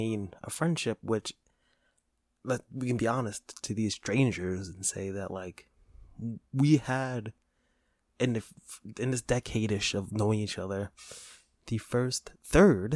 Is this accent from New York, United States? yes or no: yes; New York City, New York, United States; moved away; we're from New York, from the Bronx